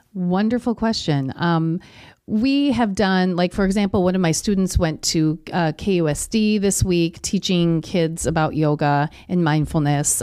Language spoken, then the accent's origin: English; Kenosha, Wisconsin, United States; also born or lived in Milwaukee; I'm born and raised in Kenosha.